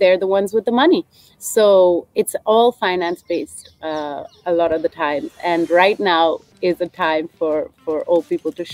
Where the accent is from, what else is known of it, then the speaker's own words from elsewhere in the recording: India; I'm born here, I've lived here, this is my home.